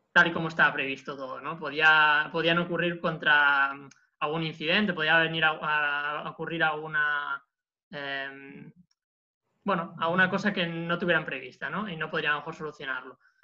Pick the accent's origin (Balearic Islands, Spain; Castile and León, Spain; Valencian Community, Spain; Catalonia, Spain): Catalonia, Spain; Barcelona province; moved away as an adult; now in Porto, Portugal; soy estudiante de último año del grado en lingüística de la Universidad de Barcelona, provincia de donde soy originario